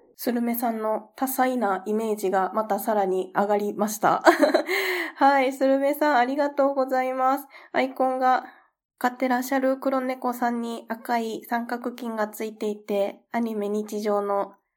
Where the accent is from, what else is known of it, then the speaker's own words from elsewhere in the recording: Kansai, Japan; 私も関西出身なんですけれども